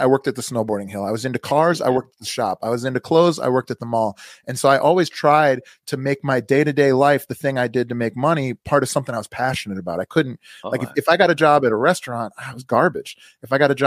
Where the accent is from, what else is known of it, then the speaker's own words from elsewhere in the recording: suburbs of Chicago, Illinois, United States; moved away as an adult; I'm from outside of Chicago. I spent most of my young life in the suburbs of Chicago and then have lived in Chicago for the last 15 years or so